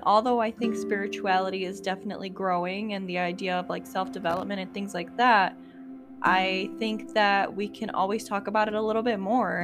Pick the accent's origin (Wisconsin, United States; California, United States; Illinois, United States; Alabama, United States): Illinois, United States; Chicago; moved away as an adult; now in Indiana, United States; I was born and raised in Chicago, Illinois.